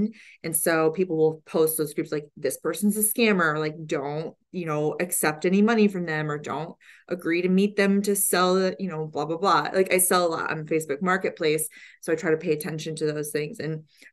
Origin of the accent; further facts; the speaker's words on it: Detroit, Michigan, United States; just growing up in the Detroit area, we were just around cars a lot